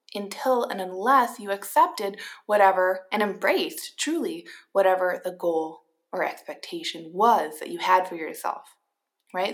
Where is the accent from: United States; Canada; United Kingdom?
United States; Minnesota; I am a Minnesotan